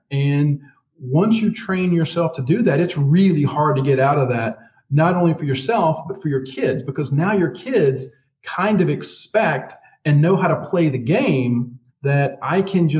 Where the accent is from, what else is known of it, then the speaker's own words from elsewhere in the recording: Louisiana, United States; I'm from Louisiana.